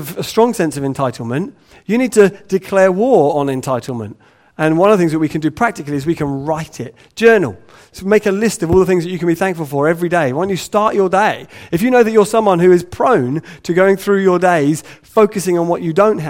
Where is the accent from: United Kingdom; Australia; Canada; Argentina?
United Kingdom; England; we're English